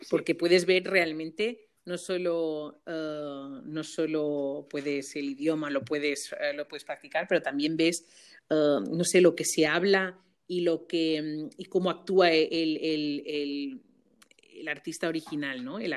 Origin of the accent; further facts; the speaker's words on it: Balearic Islands, Spain; now in Germany; siempre tengo que especificar aquí cuando estoy en Alemania mm, que, soy de Mallorca y que todavía es, todavía es España, ¿no?